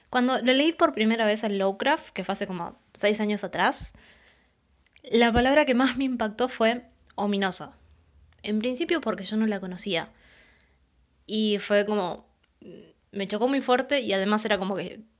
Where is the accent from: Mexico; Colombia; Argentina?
Argentina; San Pedro, Buenos Aires Province; now in San Luis, Argentina; tengo 24 años y soy de Argentina, de San Pedro, Buenos Aires, puntualmente. En la actualidad vivo en la ciudad de San Luis.